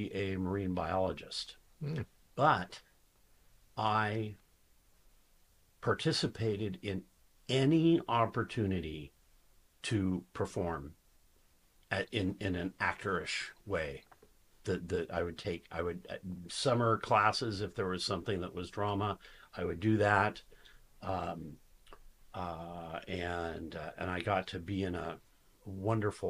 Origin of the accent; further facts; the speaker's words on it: Tacoma, Washington, United States; I'm from Tacoma